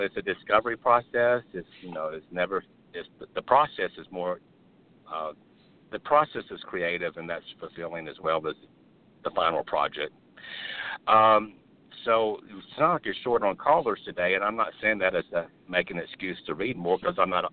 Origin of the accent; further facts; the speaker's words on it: Birmingham, Alabama, United States; That's my home state. My home city is Birmingham